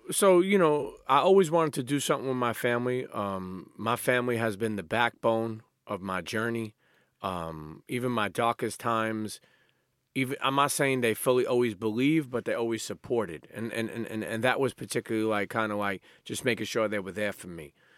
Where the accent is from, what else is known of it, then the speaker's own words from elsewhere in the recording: New York City, New York, United States; I grew up in Coney Island